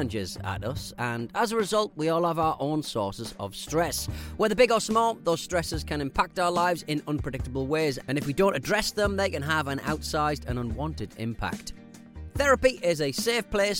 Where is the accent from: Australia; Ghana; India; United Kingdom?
Australia; I'm an Australian rambler listening to your show, and as a bloke with both English and Scottish ancestry